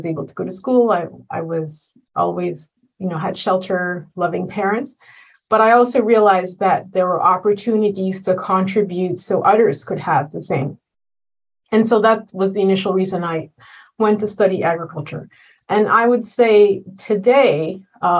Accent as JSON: {"language": "English", "country": "Rwanda", "tie": "born or raised there", "moved": "as an adult", "lives_now": "Canada", "said": "I was born in Rwanda in 1972"}